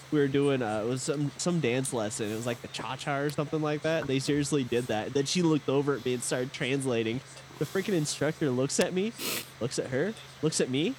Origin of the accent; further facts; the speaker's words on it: Nebraska, United States; I'm from Nebraska.